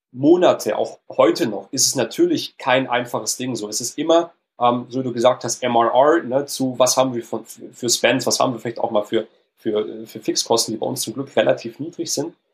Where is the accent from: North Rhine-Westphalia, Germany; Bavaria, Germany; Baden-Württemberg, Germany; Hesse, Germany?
Baden-Württemberg, Germany; Stuttgart; Die beiden Founders, also einmal mein, mein Co-Founder, der Eugen und ich, wir kommen beide aus Stuttgart.